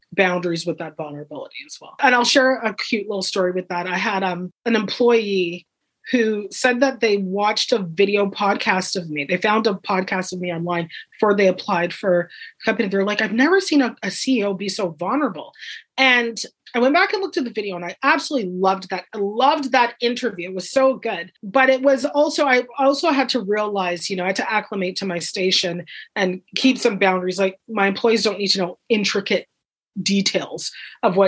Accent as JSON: {"language": "English", "town": "Guelph", "region": "Ontario", "country": "Canada", "tie": "born or raised there", "said": "I grew up in Guelph, and it was very, everybody loves your neighbor"}